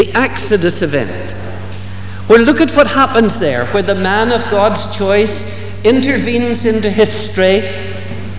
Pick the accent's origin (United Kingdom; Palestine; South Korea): United Kingdom; Ballymena, Northern Ireland; growing up in Ballymena